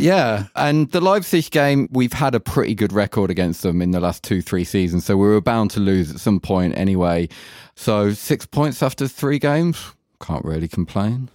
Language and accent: English; England, United Kingdom; now in Germany; being English